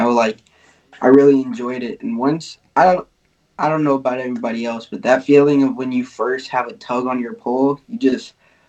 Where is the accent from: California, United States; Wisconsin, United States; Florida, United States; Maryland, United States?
Florida, United States; I'm from Florida